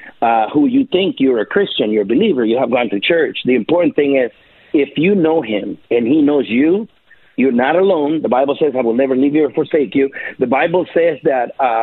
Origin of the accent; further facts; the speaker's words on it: El Salvador; now in United States; I'm from El Salvador